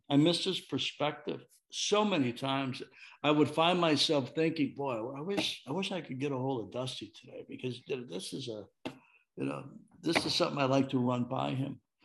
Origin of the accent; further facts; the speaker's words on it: Chicago, Illinois, United States; I'm from Chicago